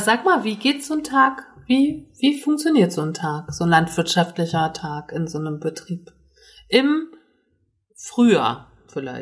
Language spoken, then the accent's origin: German; Northern Germany, Germany; ich komme ja aus Norddeutschland